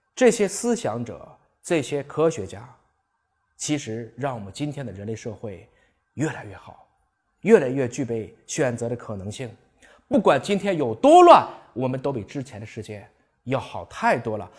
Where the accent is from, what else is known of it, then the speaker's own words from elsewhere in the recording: China; 我是一个中国人。我说的是中国话，吃的是中国饭，装的是中国心